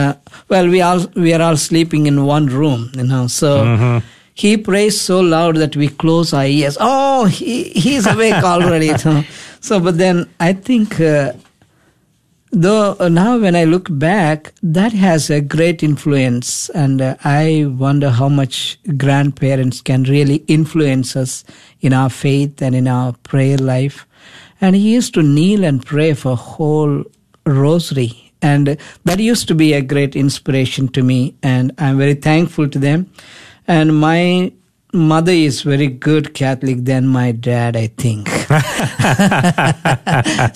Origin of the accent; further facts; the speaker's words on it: India; now in United States; I was born in India